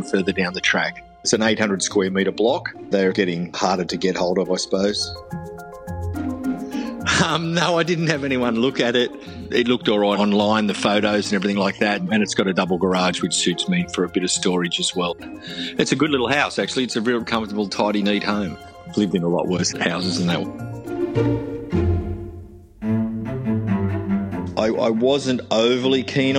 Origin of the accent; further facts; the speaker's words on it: Sydney, New South Wales, Australia; moved away as an adult; now in Brisbane, Australia; Born and bred in Sydney, and I've moved up to Brisbane.